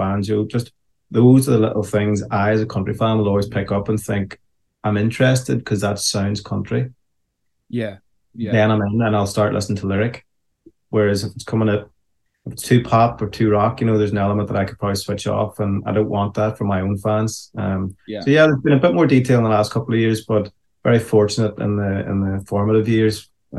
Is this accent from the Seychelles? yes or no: no; Ireland; And as an Irishman, when I hear that, you know, there is this sense of, this feels familiar, you know.